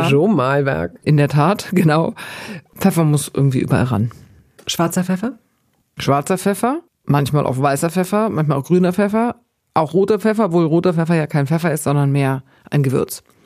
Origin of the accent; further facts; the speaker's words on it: Bavaria, Germany; Ich komme aus Bayern mit sehr viel Wurst und Brot und Käse und so.